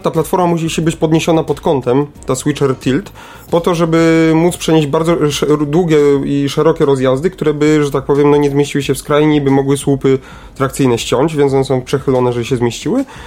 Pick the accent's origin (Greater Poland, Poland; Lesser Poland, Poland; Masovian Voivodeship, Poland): Lesser Poland, Poland; Kraków; u nas w Krakowie